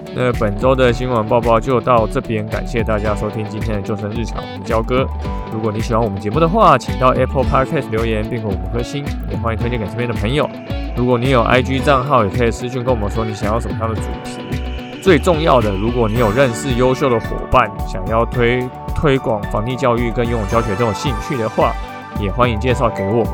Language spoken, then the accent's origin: Chinese; Taiwan; 我们台湾人